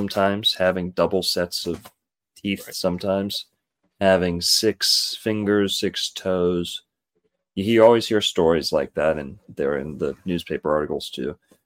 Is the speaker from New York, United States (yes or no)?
no; near Boynton Beach, Florida, United States; Boynton Beach is close to my hometown